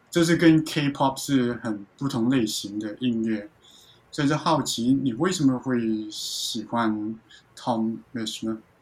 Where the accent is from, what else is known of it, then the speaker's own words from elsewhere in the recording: Hong Kong; 因为我自己是香港人